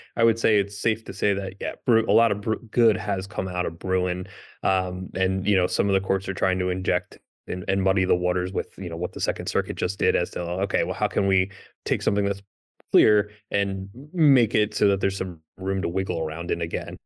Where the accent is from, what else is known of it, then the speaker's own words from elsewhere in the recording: Pennsylvania, United States; I'm from Pennsylvania